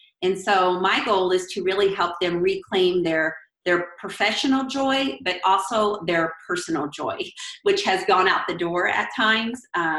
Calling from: Tell City, Indiana, United States; So I'm in southern Indiana, a little bitty town called Tell City, about an hour from Evansville, Indiana.

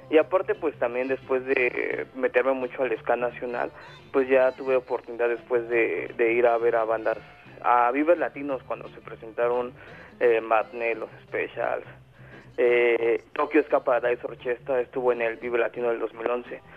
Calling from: Puebla, Mexico; De Puebla.

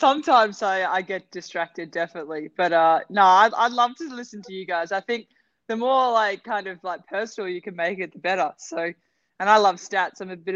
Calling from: Baku, Azerbaijan; I'm coming from Baku, actually. It's currently snowing outside, so it's nice to be cozy and inside, so it's good.

